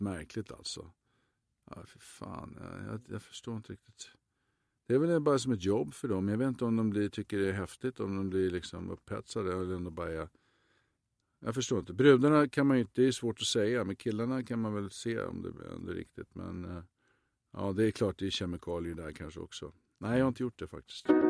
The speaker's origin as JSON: {"language": "Swedish", "country": "Sweden", "moved": "yes", "said": "hemma i Sverige"}